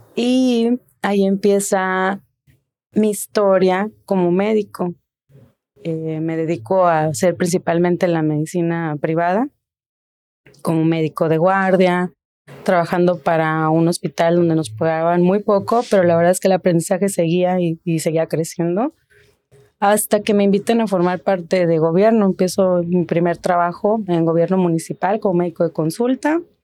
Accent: Tijuana, Baja California, Mexico; Soy orgullosamente originaria de Tijuana

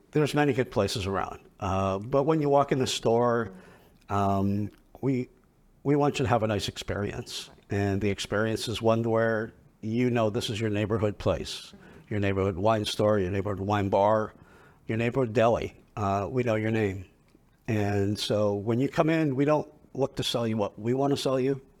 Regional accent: Italy; Well, I grew up in Italy.

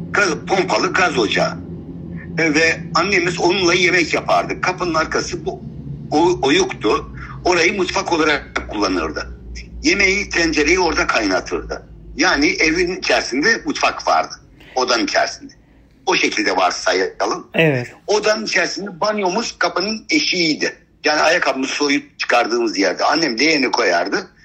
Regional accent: Şanlıurfa, Turkey; born there; Şimdi ben 1964 yılında dünyaya geldim. Şanlıurfa Merkez Yeni Mahalle evet. mahallede.

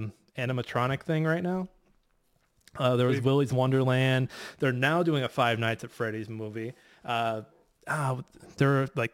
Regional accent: St. Louis, Missouri, United States; I'm from North St. Louis. 314

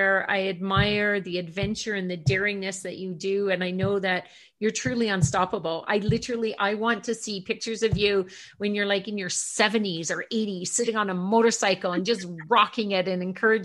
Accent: Ontario, Canada; now in Calgary, Canada; I grew up in Ontario and we spend a lot of our summers in, you know, cottage country.

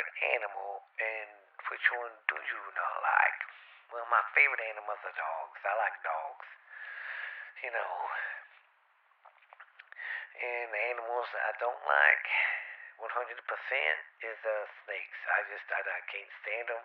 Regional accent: the South, United States; I'm from the South

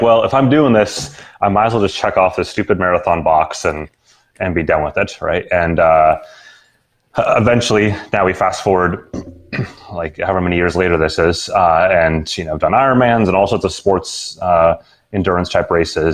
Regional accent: Seattle, Washington, United States; I actually grew up in Seattle

